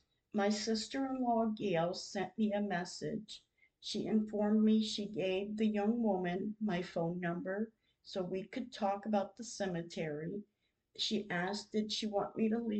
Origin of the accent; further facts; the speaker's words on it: Michigan, United States; now in Oklahoma, United States; I'm from Michigan